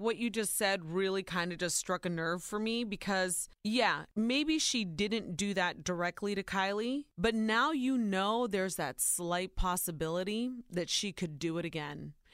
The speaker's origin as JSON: {"language": "English", "region": "Ohio", "country": "United States", "tie": "born or raised there"}